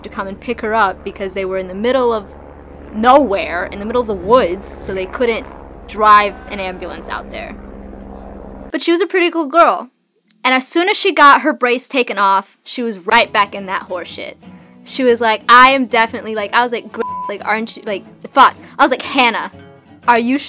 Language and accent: English; the South, United States; I'm from the South, right? And in the South, there's a lot of farms.